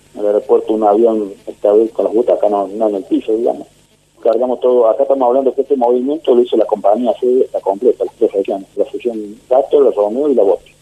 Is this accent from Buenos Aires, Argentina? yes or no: no; Elena, Córdoba, Argentina; yo soy oriundo de la localidad de Elena, un pequeño pueblo del sur de Córdoba